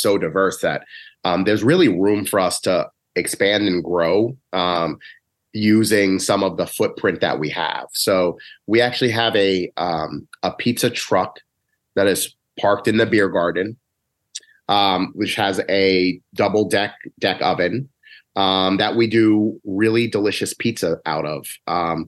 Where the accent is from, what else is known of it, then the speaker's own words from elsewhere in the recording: New York, United States; moved away; also born or lived in New Haven; I'm from New York.